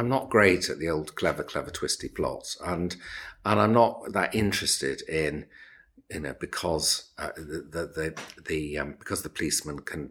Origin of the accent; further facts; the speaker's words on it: Cambridge, East of England, United Kingdom; I was born in Cambridge.